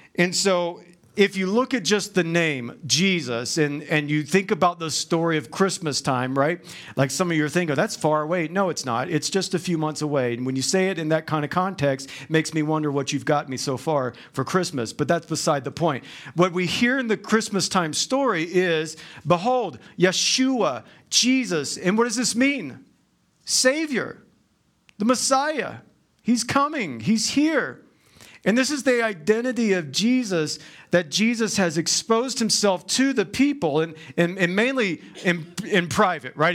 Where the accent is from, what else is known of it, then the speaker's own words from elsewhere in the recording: the South, United States; I'm from the South